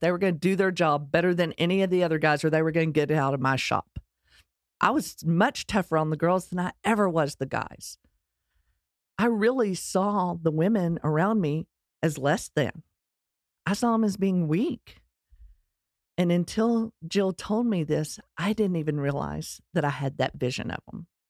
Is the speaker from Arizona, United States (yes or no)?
no; Texas, United States; accent: Texas; my Texas accent